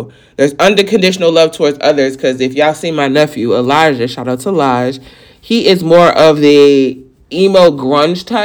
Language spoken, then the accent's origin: English; New York, United States; I'm from New York